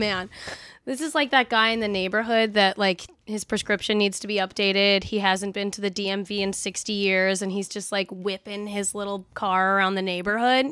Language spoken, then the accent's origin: English; Long Island, New York, United States; also born or lived in Vermont / Queens, New York; grew up on Long Island, lived all along the, uh, northern route of New York and Vermont